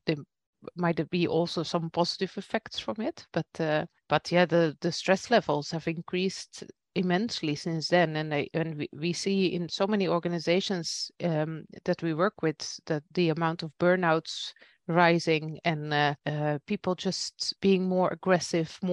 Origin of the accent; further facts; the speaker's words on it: Belgium; now in Netherlands; I'm from Belgium myself, and my parents still live in Belgium